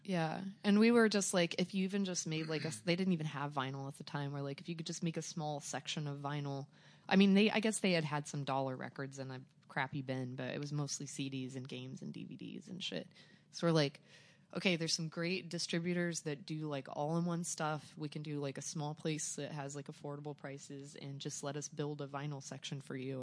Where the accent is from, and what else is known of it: Joplin, Missouri, United States; born or raised there; also born or lived in Arkansas